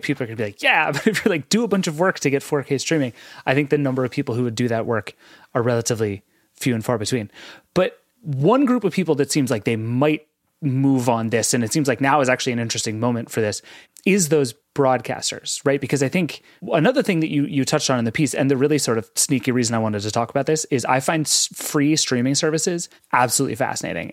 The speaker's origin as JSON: {"language": "English", "region": "East Coast", "country": "United States", "said": "I'm from the East Coast where, like, the Appalachian Trail is a thing people"}